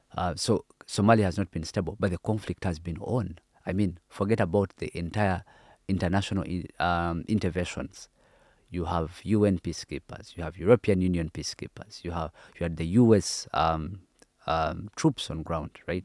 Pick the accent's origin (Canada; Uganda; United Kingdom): Uganda; I come from Uganda, which is an independent country